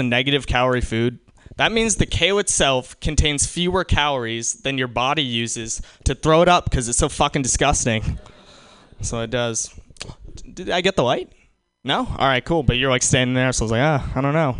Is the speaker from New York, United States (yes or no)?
yes; New York, United States; I'm from New York